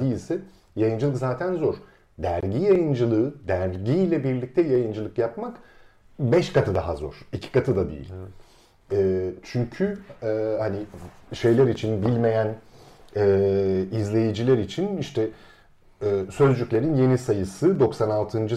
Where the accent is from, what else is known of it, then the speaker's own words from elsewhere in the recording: Istanbul, Turkey; ben de küçük çekmecede neticede İstanbul'un taşrasında bir e, semtte büyüdüm